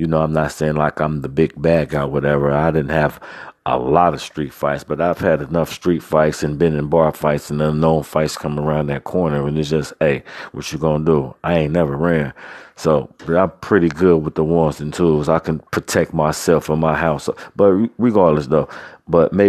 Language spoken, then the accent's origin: English; Cincinnati, Ohio, United States; I'm from Cincinnati, Ohio